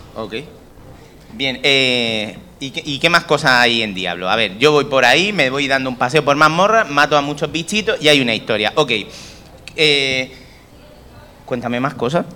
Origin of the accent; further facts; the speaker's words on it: Region of Murcia, Spain; nosotros murcianos